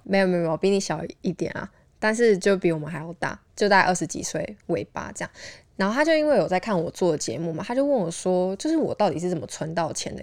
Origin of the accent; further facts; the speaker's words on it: Taiwan; 我们台湾人